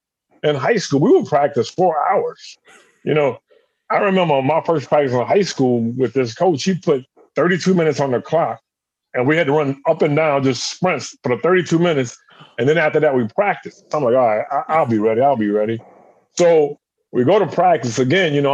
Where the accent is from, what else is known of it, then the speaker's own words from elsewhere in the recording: South Carolina, United States; moved away as an adult; also born or lived in Connecticut; I'm from South Carolina.